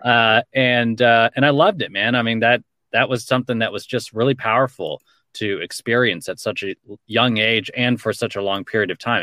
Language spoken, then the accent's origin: English; Los Angeles, California, United States; I grew up in Los Angeles, born and raised.